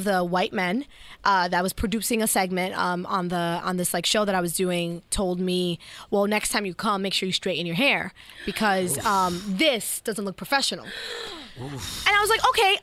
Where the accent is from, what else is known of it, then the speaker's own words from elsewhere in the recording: New York City, New York, United States; moved away as an adult; also born or lived in Ohio / Kansas City; when I grew up in New York City